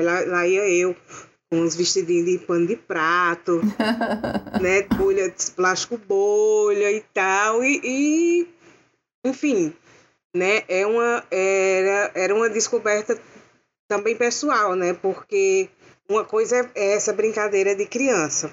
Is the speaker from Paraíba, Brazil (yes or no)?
yes; interior of Paraíba, Brazil; eu sou natural do interior da Paraíba, eu nasci assim, mais perto do Ceará do que de João Pessoa